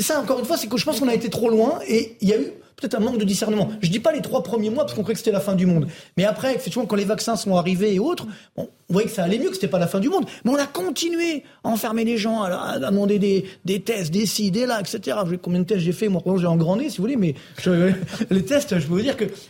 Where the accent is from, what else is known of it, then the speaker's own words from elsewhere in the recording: Orly, Île-de-France, France; je viens de citer HLM d'Orly